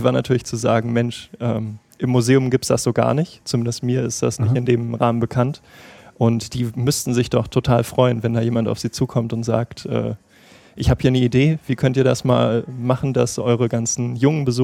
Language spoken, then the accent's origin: German; Berlin, Germany; also ich komme ja aus Berlin